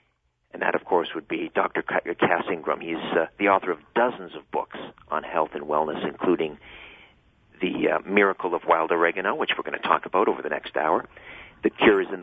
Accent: Canada; we call them in Canada

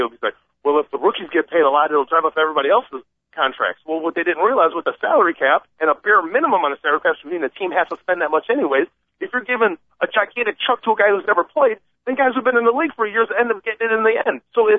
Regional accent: Michigan, United States; now in Chicago, United States; I'm from Michigan. I live here in the city of Chicago. I work for Boeing.

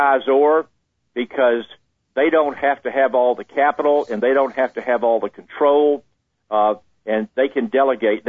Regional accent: Jacksonville, Florida, United States; I grew up in Jacksonville, Florida

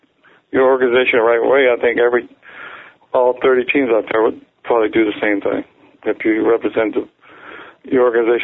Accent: Maryland, United States; I'm from Maryland

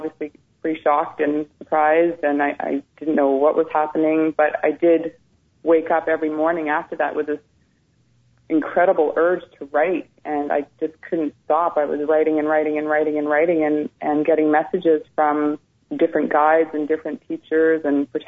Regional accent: Ontario, Canada; also born or lived in British Columbia; when I was a young child, we moved from British Columbia to Ontario

